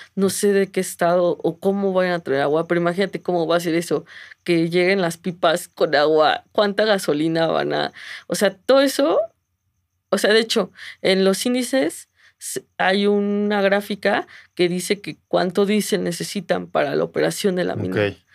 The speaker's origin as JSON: {"language": "Spanish", "region": "Mexico City", "country": "Mexico", "said": "mi pueblo es la Ciudad de México"}